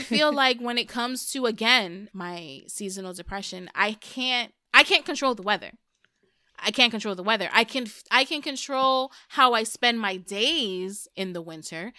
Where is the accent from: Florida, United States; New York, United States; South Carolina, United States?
New York, United States; New York City; first language Spanish; English is a second language; I'm from New York